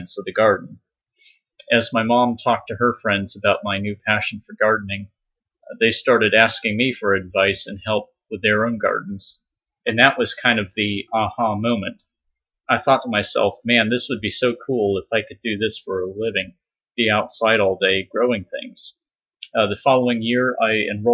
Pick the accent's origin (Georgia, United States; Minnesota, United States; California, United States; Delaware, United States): California, United States; San Diego; moved away; also born or lived in Virginia; I was born and raised in San Diego, California.